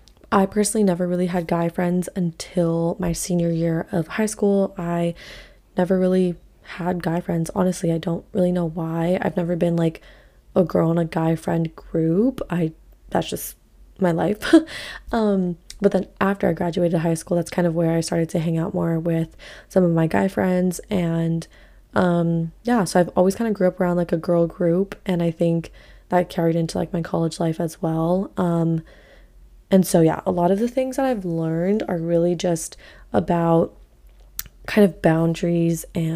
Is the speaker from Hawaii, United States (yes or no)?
yes; Hawaii, United States; So I grew up obviously in Hawaii